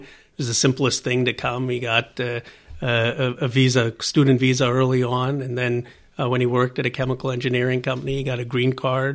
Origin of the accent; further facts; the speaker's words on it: Bucks County, Pennsylvania, United States; also born or lived in Philadelphia; now in California, United States; I grew up in, uh, in Bucks County, Pennsylvania